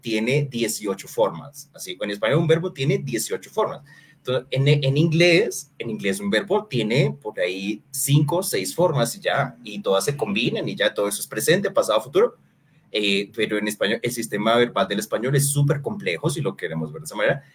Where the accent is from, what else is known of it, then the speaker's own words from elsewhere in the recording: Colombia; nosotros como sociedad colombiana